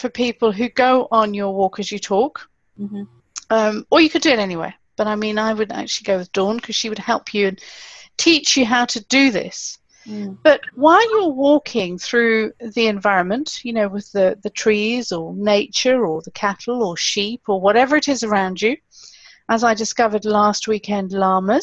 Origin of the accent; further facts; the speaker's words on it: Malawi; I grew up in Malawi, which is fantastic, and we lived in town